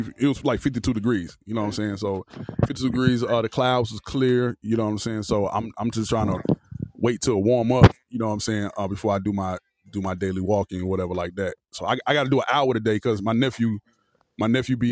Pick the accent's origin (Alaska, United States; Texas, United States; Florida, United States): Florida, United States; moved away as an adult; now in Atlanta, United States; I'm from Florida